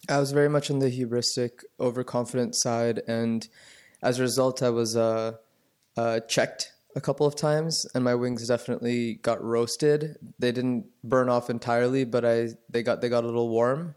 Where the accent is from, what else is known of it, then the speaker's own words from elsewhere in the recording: Atlanta, Georgia, United States; I grew up in the suburbs of Atlanta